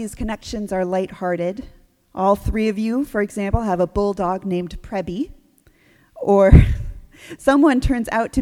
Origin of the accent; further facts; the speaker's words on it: New England, United States; growing up in New England